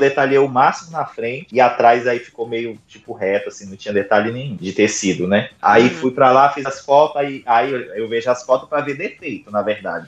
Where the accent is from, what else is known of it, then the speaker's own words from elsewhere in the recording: Brazil; eu sou do Brasil